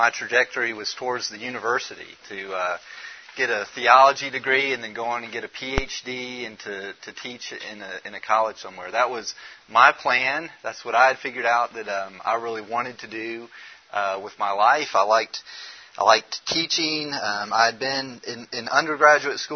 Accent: Memphis, Tennessee, United States; I'm from Memphis, Tennessee

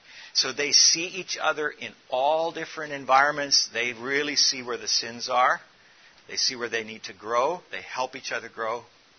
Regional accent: South Africa; But what my experience is growing up in Africa, I'm from South Africa

